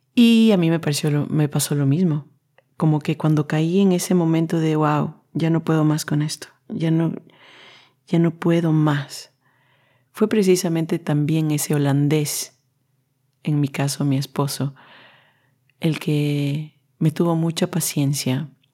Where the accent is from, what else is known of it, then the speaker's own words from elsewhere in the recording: Quito, Pichincha, Ecuador; moved away as an adult; now in Netherlands; vengo desde un país latino, Ecuador en este caso, yo nací en Quito